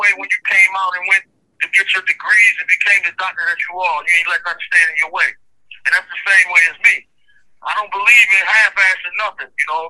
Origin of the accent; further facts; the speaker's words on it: Maryland, United States; they knew that I was from Maryland